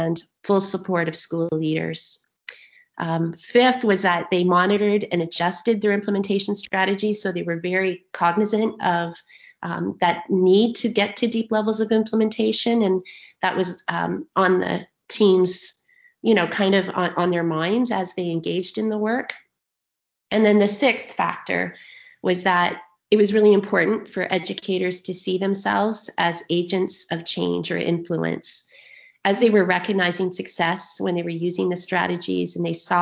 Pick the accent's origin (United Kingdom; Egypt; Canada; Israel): Canada; Ontario; I'm from Ontario, Canada